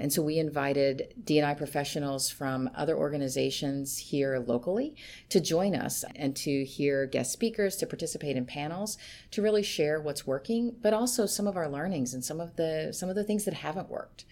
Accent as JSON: {"language": "English", "region": "Kentucky", "country": "United States", "tie": "born or raised there", "moved": "yes", "said": "I'm from Kentucky, um, and I s, kind of grew up on tobacco farm."}